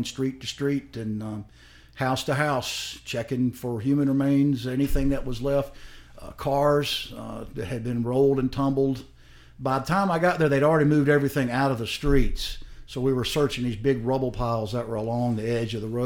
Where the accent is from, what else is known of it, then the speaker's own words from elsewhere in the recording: South Carolina, United States; I'm from South Carolina